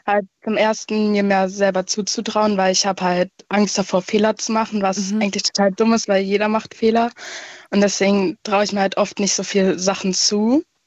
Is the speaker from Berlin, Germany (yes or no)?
yes; Berlin, Germany; Aus Berlin